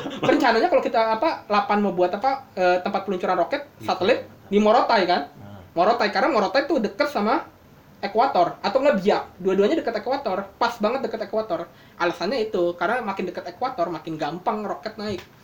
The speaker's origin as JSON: {"language": "Indonesian", "town": "Bekasi", "region": "West Java", "country": "Indonesia", "said": "sebagai orang Bekasi"}